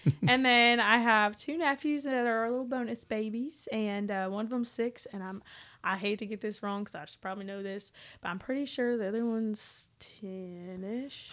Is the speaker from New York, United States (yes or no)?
no; Medford, Oklahoma, United States; moved away as an adult; now in Nashville, United States; I grew up, like, ten minutes away from Twister